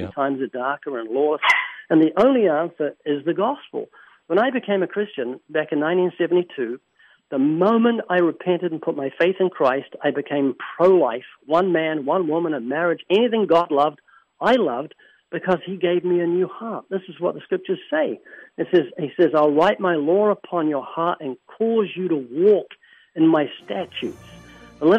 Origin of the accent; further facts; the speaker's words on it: New Zealand; I'm from New Zealand